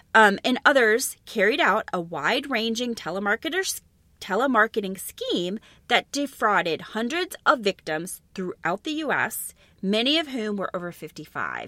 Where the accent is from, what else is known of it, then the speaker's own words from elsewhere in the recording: Elmwood, Wisconsin, United States; where I grew up in Wisconsin, Elmwood, Wisconsin, was right next to the town of Plainfield, Wisconsin